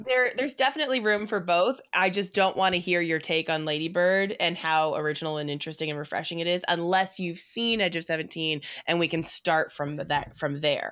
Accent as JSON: {"language": "English", "country": "Canada", "said": "as a Canadian and specifically as a Canadian theater person"}